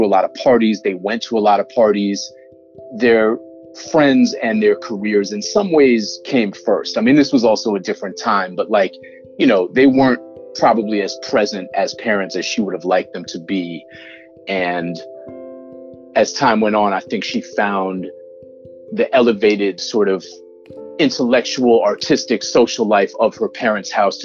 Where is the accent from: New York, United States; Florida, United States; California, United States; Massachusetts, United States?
Massachusetts, United States; Newton; I grew up in Newton, Massachusetts, which is a close suburb to Boston